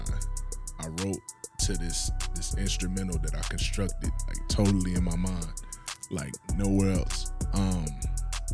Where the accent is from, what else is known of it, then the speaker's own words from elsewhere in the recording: Savannah, Georgia, United States; also born or lived in Kinston, North Carolina; I'm from Kinston, North Carolina. Was raised in Savannah, Georgia